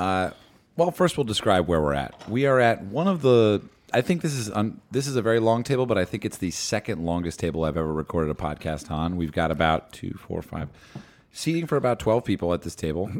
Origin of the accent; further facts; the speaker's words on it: Madison, New Jersey, United States; I grew up in Madison, two towns over from Short Hills